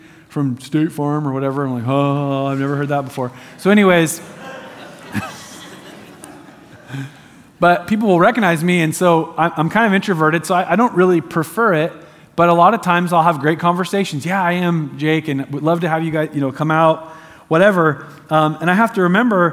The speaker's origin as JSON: {"language": "English", "town": "Eugene", "region": "Oregon", "country": "United States"}